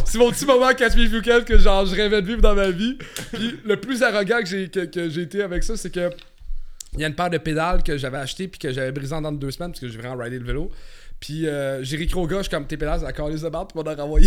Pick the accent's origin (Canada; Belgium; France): Canada; Montreal, Quebec; je viens de Montréal